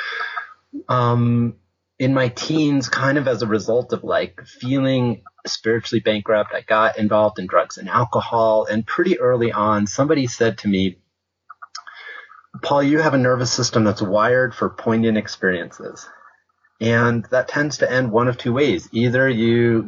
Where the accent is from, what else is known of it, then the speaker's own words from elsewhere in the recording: Westchester County, New York, United States; now in Santa Fe, United States; I grew up in Westchester County, the suburbs outside of New York.